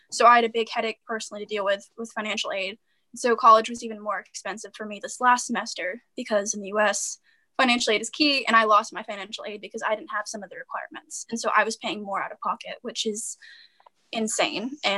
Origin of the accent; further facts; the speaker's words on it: Georgia, United States; moved away as an adult; now in New Hampshire, United States; when I moved from Georgia to New Hampshire for college, I got tacked on an extra twenty thousand dollars just to attend an out-of-state college.